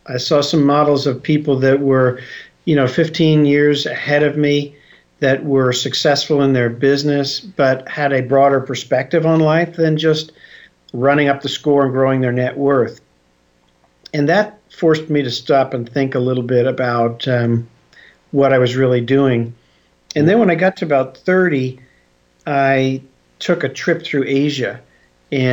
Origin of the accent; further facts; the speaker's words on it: Philadelphia, Pennsylvania, United States; I grew up in Philadelphia